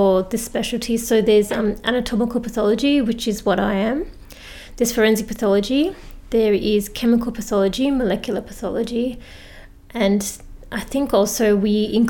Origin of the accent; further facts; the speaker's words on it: Victoria, Australia; also born or lived in Adelaide; I'm originally from Victoria. I went to Adelaide to do medicine.